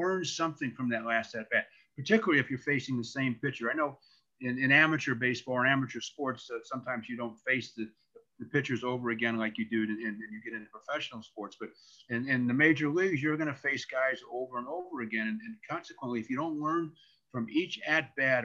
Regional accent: St. Louis, Missouri, United States; growing up in St. Louis, where I in the Midwest

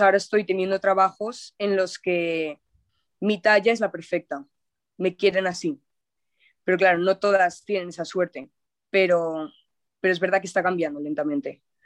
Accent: Zaragoza, Aragon, Spain; en mi ciudad natal, en Zaragoza

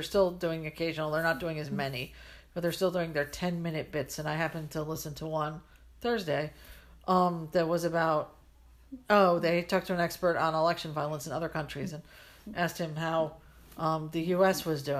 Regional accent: Ohio, United States; born there; That's why I was born in Ohio, partly.

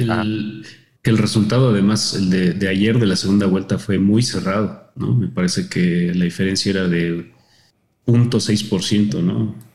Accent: Mexico; respecto al nuestro como mexicanos

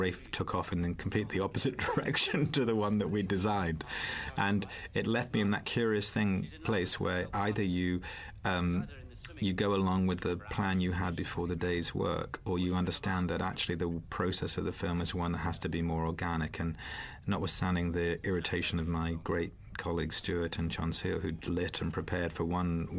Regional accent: Isle of Wight, South East England, United Kingdom; moved away; I come from the Isle of Wight

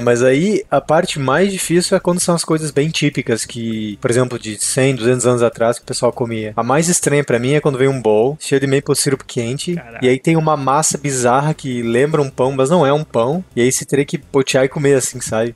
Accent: Concórdia, Santa Catarina, Brazil; moved away as an adult; o lugar que eu tinha quando eu era criança lá em Concórdia

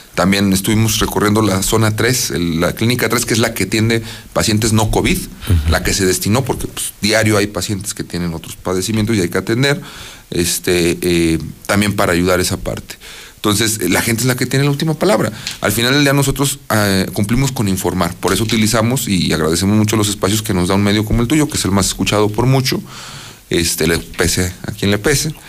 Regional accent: Mexico; como mexicanos

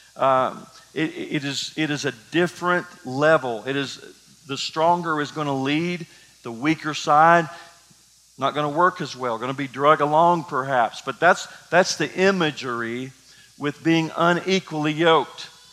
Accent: Kentucky, United States; I grew up in Kentucky

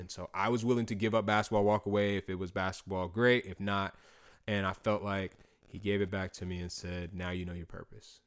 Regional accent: North Augusta, South Carolina, United States; also born or lived in Clemson, South Carolina; I grew up in North Augusta, South Carolina.

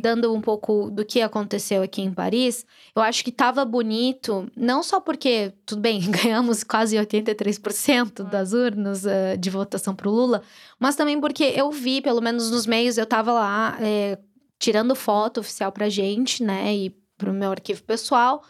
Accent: Brazil; moved away; eu sou brasileira

